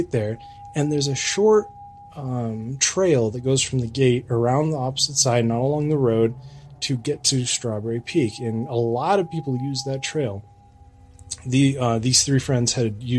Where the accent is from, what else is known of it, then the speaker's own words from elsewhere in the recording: Lake Arrowhead, California, United States; I grew up in Lake Arrowhead in the San Bernardino Mountains